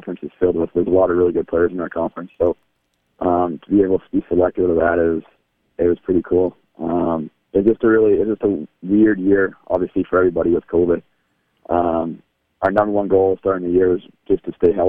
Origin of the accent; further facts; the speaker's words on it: Yorkton, Saskatchewan, Canada; moved away as an adult; now in Arkansas, United States; growing up in Yorkton